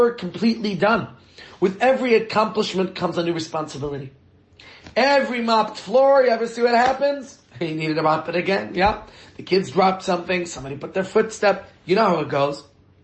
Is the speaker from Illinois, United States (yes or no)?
no; New York, United States; now in Johannesburg, South Africa; Where I grew up in New York, Shabbos could come in earlier than 4 p.m.